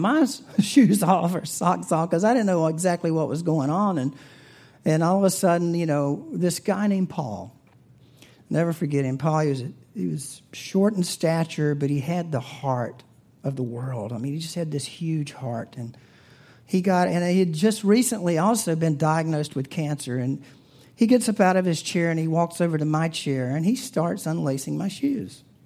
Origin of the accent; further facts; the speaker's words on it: the South, United States; I'm from the South